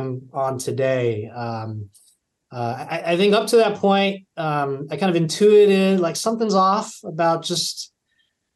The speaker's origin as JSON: {"language": "English", "region": "California", "country": "United States", "tie": "born or raised there", "moved": "yes", "said": "I taught high school at a local public school near my hometown in California"}